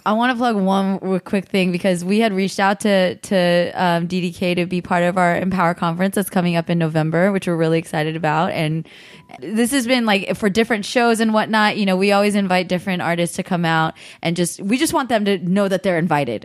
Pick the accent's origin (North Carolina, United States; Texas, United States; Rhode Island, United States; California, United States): California, United States; the Bay Area; I grew up in California